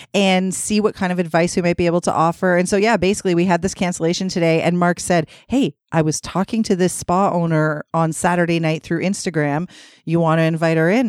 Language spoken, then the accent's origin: English; Toronto, Ontario, Canada; I grew up in Scarborough